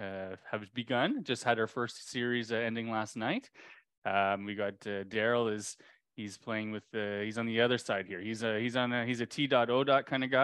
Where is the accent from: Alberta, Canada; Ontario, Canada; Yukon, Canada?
Ontario, Canada; moved away; I grew up in Ontario.